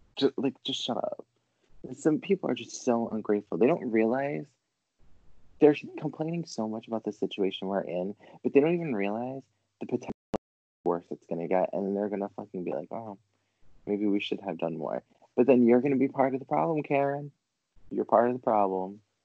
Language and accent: English; Rhode Island, United States; I'm from Rhode Island. Like, so I just live in the fucking state of like beaches everywhere.